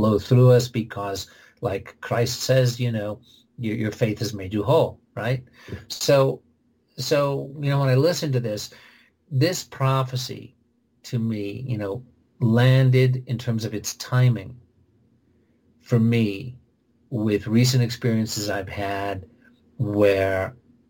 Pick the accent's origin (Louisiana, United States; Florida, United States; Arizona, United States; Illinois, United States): Illinois, United States; Oak Park; I'm from Oak Park, Illinois